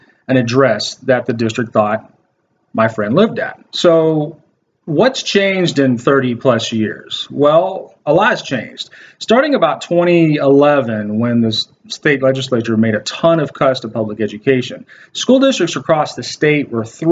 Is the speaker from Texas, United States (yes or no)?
yes; Waco, Texas, United States; When I was growing up in Waco, Texas, I went to a school district called La Vega ISD